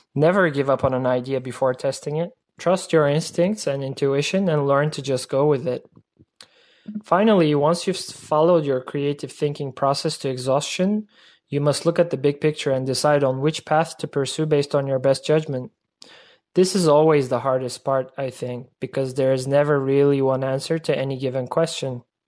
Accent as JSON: {"language": "English", "region": "Istanbul", "country": "Turkey", "said": "I'm an architect from Istanbul, Turkey"}